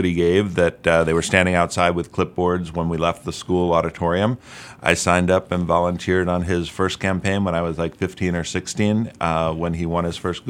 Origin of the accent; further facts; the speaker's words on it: Albany, New York, United States; I was not. I was born and raised in Albany, New York.